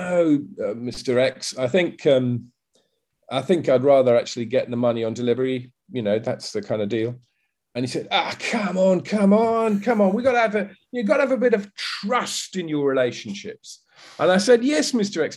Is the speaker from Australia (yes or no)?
no; United Kingdom; moved away as an adult; now in Vietnam; I'm currently living in Vietnam. I'm British. I lived most of my life in the UK